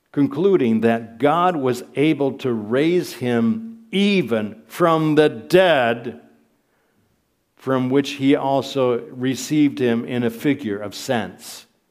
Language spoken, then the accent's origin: English; Michigan, United States; moved away as an adult; now in Prague, Czech Republic; I grew up in Michigan, she grew up in Ohio, and, uh, we, we worked most of our adult lives in the States